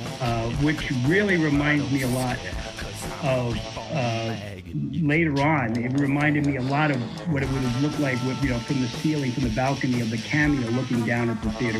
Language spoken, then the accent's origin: English; New York, United States; moved away; also born or lived in Miami; I grew up in New York. I moved to Miami in 1981